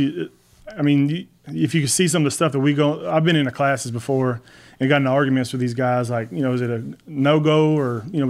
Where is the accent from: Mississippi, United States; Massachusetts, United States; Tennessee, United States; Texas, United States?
Texas, United States; Brenham; born there; also born or lived in Navasota / Hempstead / Alice / Victoria; I was born in Brenham.